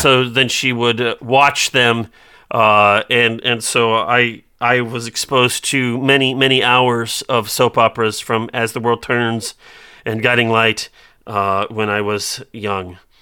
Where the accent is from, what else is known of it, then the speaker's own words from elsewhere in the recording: Iowa, United States; I'm from Iowa